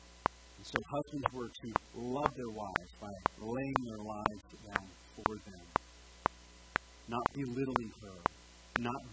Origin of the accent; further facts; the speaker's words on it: Tennessee, United States; now in Montevideo, United States; we're from Tennessee